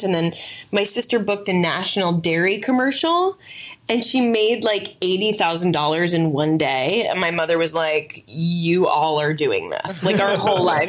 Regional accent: Yonkers, New York, United States; I was born in New York. My parents were both writers and very like kind of like a blue collar upbringing. We were in Yonkers

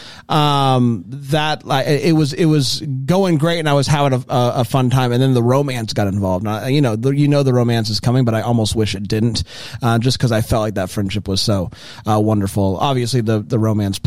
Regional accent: Florida, United States; I grew up in Florida.

